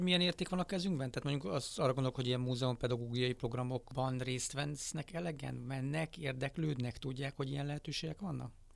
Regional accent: Hungary; nekem magyarként

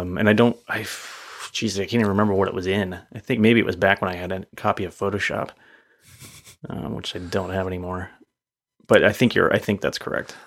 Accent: East Coast, United States; moved away; I grew up on the East Coast, so I feel like I'm a bit of an East Coast driver.

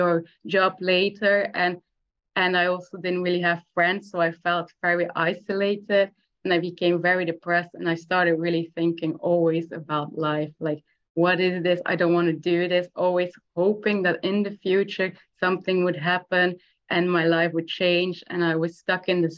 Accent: Belgium; I'm from Belgium.

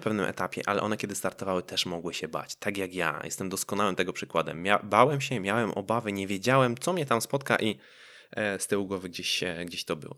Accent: Poland

